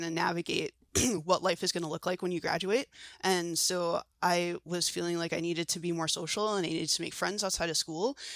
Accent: Washington, District of Columbia, United States; now in Seattle, United States; I'm not a Seattle native. I'm from Washington D.C. originally, um, and then I moved out here actually for graduate school at the University of Washington.

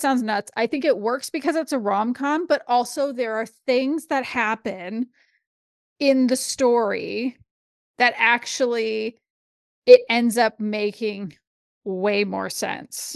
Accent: Canada; as a Canadian

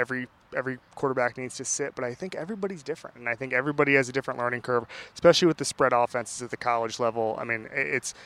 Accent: Orlando, Florida, United States; I'm from Orlando

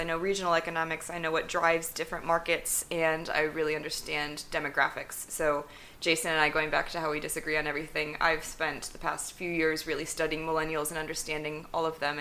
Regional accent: Midwest, United States; moved away as an adult; also born or lived in Ohio / London, United Kingdom; now in California, United States; I am born and raised in the Midwest

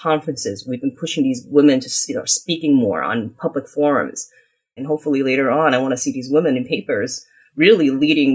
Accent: United States; So we were considered one of those immigrants that were literally coming here with penniless. And I grew up in the United States.

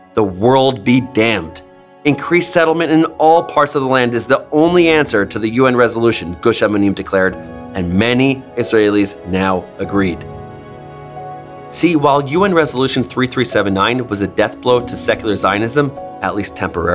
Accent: New York, United States; I grew up in New York and went to a wide range of schools across the Orthodox Jewish spectrum.

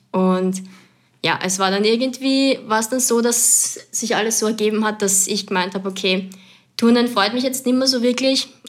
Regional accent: Lower Austria, Austria; also born or lived in Vienna; Geboren bin ich in Wien und aufgewachsen dann aber in Niederösterreich, in Gensandorf, um es genauer zu sagen

